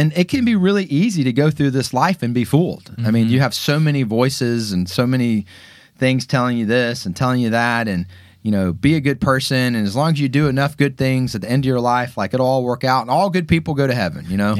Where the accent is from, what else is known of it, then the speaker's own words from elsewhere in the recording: Atlanta, Georgia, United States; Growing up in Atlanta, a lot of kids go to Auburn.